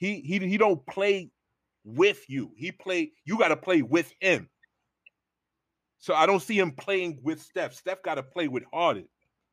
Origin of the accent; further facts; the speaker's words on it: New York, United States; I'm from New York